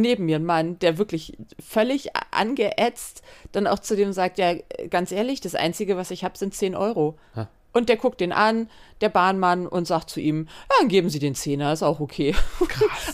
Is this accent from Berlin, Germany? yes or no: no; Hamburg, Germany; Als waschechte Hamburgerin